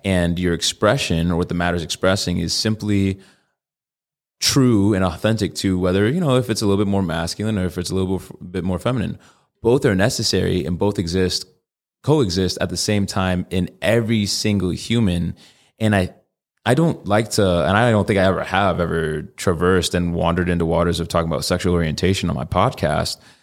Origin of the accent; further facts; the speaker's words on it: Connecticut, United States; now in Arizona, United States; I'm from Connecticut